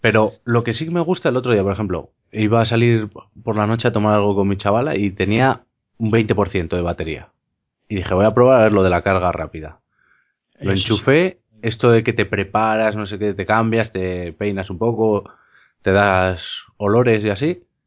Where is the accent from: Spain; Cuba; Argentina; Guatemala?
Spain; como los castellanos, como hablamos nosotros en España